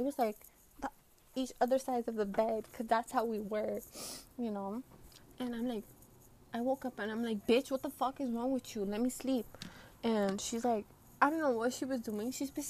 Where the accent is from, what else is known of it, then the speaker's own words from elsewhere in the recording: Brooklyn, New York, United States; Well, I'm from Brooklyn. So, like, all the pollution gets in my face.